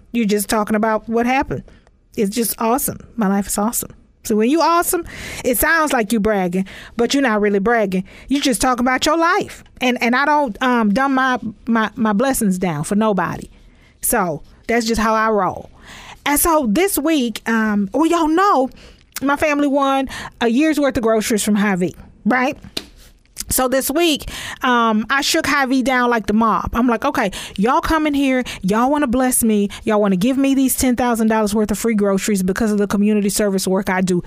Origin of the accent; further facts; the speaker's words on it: Texas, United States; I'm from Texas